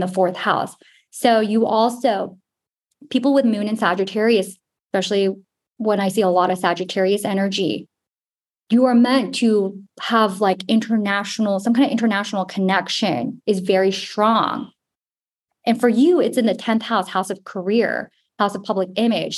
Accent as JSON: {"language": "English", "town": "Houston", "region": "Texas", "country": "United States", "said": "we're both from Houston"}